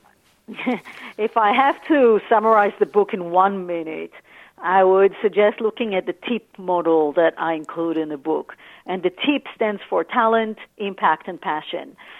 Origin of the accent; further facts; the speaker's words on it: Tel Aviv, Tel Aviv District, Israel; moved away as an adult; now in Australia; I grew up in Tel Aviv